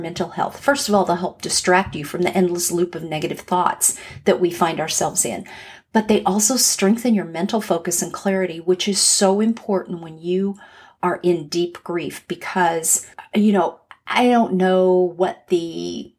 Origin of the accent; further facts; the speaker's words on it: Los Angeles, California, United States; moved away as an adult; now in Atlanta, United States; I grew up in Los Angeles